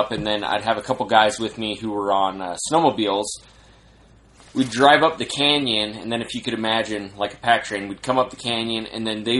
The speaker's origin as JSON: {"language": "English", "town": "Salt Lake City", "region": "Utah", "country": "United States", "said": "I'm from Salt Lake, so I'm from the mountains"}